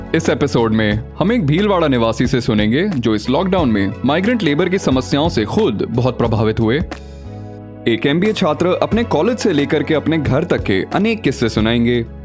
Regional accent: Delhi, India; मैं दिल्ली में पला बढ़ा कश्मीरी और मिश्रित हिंदी उर्दू को सुनता आ रहा हूँ

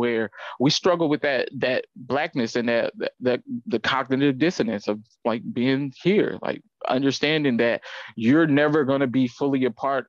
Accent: Atlanta, Georgia, United States; I come from Atlanta

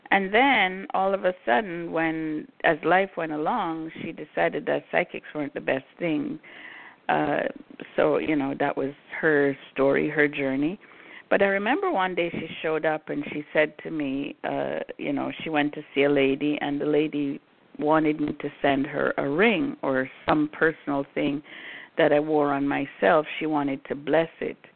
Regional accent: Brooklyn, New York, United States; also born or lived in Jamaica; I grew up in New York City. I grew up in Brooklyn. I was born in Jamaica, grew up in Brooklyn.

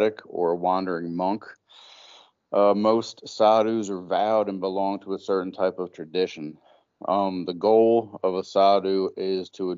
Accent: Pennsylvania, United States; first language English; now in Maryland, United States; I actually mostly reside in Maryland. Originally, I'm from Pennsylvania

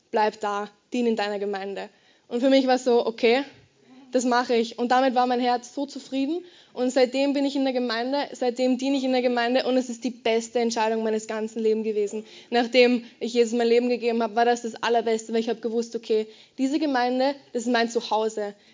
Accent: Garden, Lower Austria, Austria; Ich bin in Garden ähm, aufgewachsen, das kennst du ziemlich sicher nicht. Das ist ein ziemlich kleines Dorf in ähm, Niederösterreich.

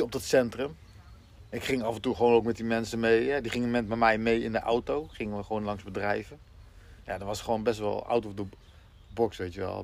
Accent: Ede, Gelderland, Netherlands; ik kom uit Ede, ik woon in Ede

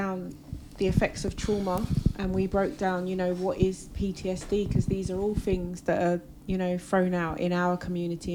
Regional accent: England, United Kingdom; when you're raised in England

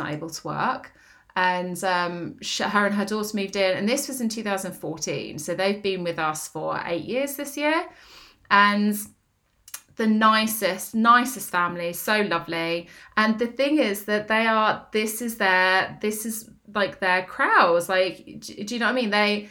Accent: Northampton, East Midlands, United Kingdom; I'm okay going to Northampton because I grew up there. Although I don't sound like I'm from Northampton, I am.

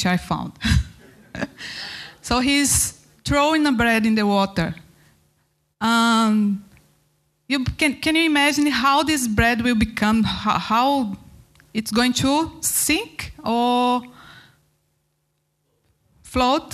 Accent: Goiânia, Goiás, Brazil; English is a second language; moved away as an adult; also born or lived in north of Brazil / Mozambique; I start in my hometown, Goiânia, in Brazil.

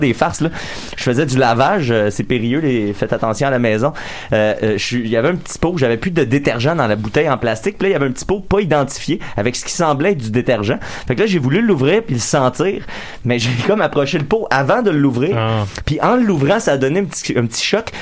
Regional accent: Salaberry-de-Valleyfield, Quebec, Canada; moi puis Max, on vient de Valleyfield

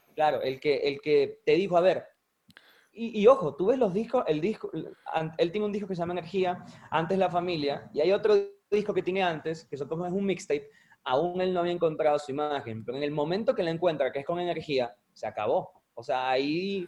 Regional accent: Venezuela; somos venezolanos

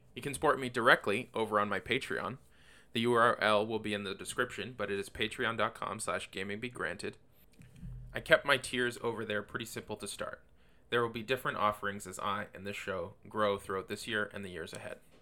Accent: Canada; also born or lived in Windsor, Ontario; I'm a Canadian living in Windsor, Canada

